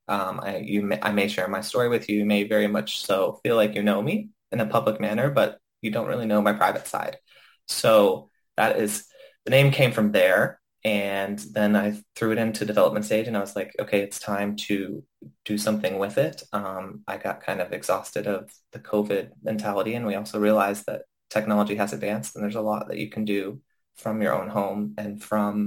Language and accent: English; Knoxville, Tennessee, United States; moved away as an adult; now in Los Angeles, United States; I grew up in the Knoxville area. So I moved to Los Angeles at the age of 19